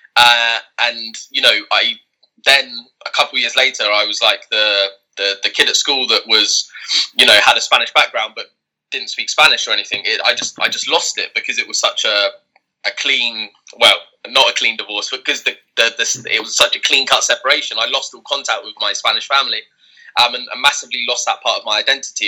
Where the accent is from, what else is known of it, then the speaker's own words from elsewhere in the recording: England, United Kingdom; born and raised in England